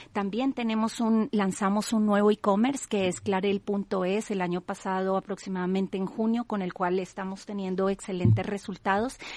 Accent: Colombia; now in Spain; yo soy colombiana

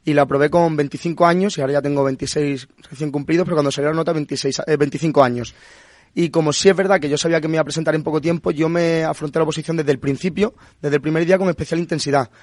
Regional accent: Punta Umbría, Andalusia, Spain; moved away as an adult; also born or lived in Madrid; yo soy de Punta Umbría, de Huelva

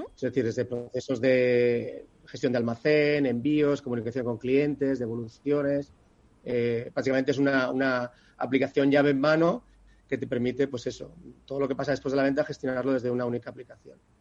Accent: Barcelona, Catalonia, Spain; soy de Barcelona

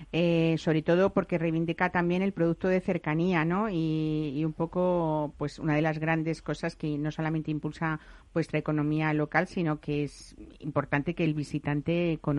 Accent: Castilla-La Mancha, Spain; yo soy castellano-manchega, ¿eh? por los cuatro costados

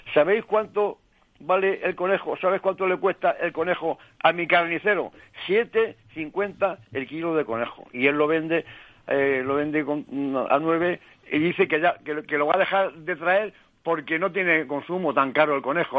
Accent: Toledo, Castilla-La Mancha, Spain; como toledano, pues en la caza es lo que nos gusta.

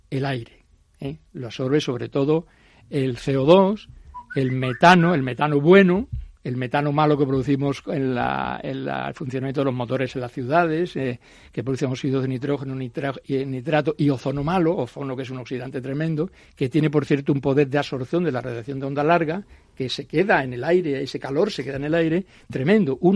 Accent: Coria del Río, Andalusia, Spain; yo soy sevillano de nacimiento.

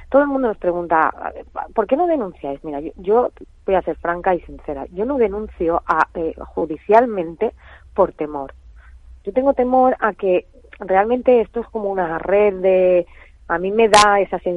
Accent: Valencia, Valencian Community, Spain; No, no, somos de Valencia, Valencia.

